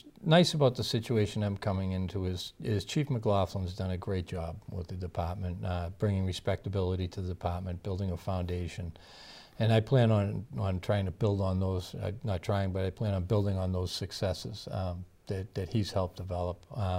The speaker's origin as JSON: {"language": "English", "town": "Belmont", "region": "Massachusetts", "country": "United States", "tie": "born or raised there", "said": "Townfield certainly played a big part in my life growing up in Belmont."}